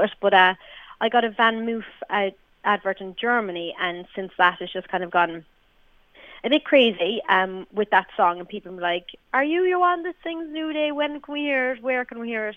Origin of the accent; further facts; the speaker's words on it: Ireland; We're we're Irish female artists